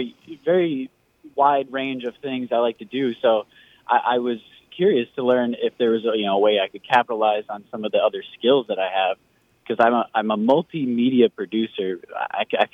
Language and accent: English; Coon Rapids, Minnesota, United States; also born or lived in Blaine, Minnesota; I grew up Coon Rapids and Blaine.